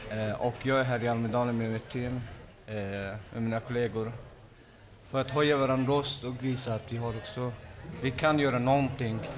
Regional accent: Afghanistan; mina, eh, kompisar som jag är själv från Afghanistan till exempel.

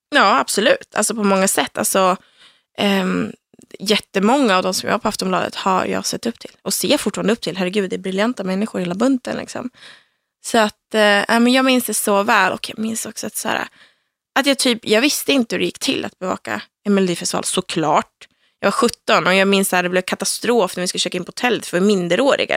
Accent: Söderhamn, Gävleborg County, Sweden; moved away; Jag kommer från Söderhamn som är en liten stad i södra Norrland

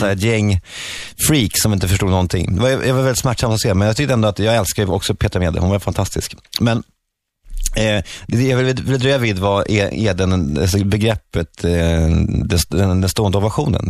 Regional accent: Sweden; now in Oslo, Norway; Vi kallas för partysvenskarna

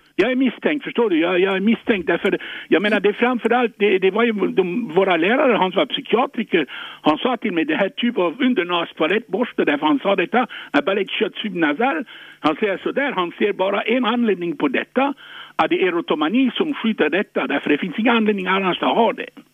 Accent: France; now in Sweden; jag är född i Frankrike

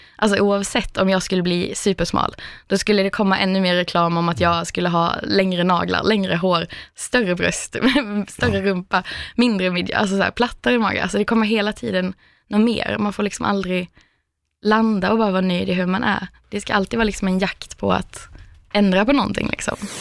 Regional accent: Skåne, Sweden; moved away as an adult; also born or lived in Stockholm; hade jag flyttat från liksom Skåne där jag kommer ifrån också, till Stockholm

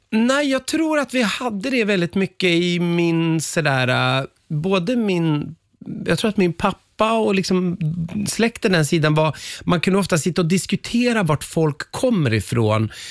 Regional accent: Umeå, Västerbotten County, Sweden; jag växte upp i Umeå, men mina föräldrar kom ifrån Västerbottens, ja inte inland, men i trakterna Robertfors och Överklinten

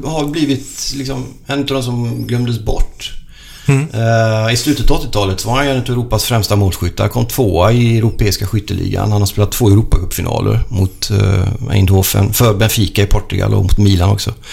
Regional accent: Sweden; also born or lived in Italy; Jag är ju född i Sverige, men jag är italiensk medborgare, italiensk pappa, svensk mamma.

